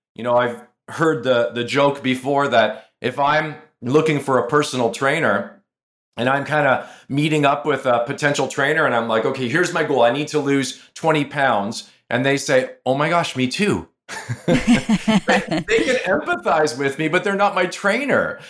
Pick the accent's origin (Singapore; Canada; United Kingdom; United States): Canada; I'm from Canada